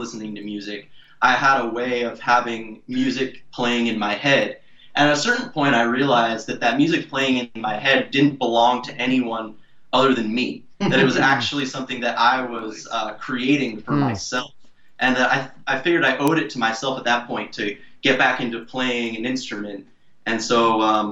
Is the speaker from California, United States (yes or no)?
yes; Oakland, California, United States; I grew up in California. I grew up in Oakland, in the Bay Area